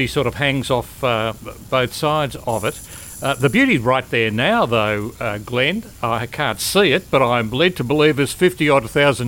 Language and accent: English; Bendigo, Victoria, Australia; I grew up in Bendigo, at least in the primary school years, and I enjoyed it very much.